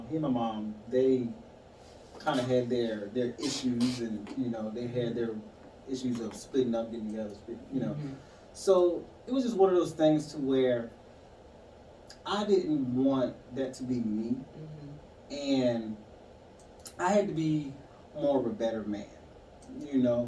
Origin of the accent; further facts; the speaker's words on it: Eastern Shore, Virginia, United States; I'm from Virginia, Eastern Shore Park, just a little peninsula off of Chesapeake